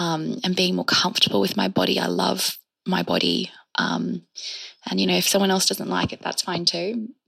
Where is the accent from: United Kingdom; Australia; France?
Australia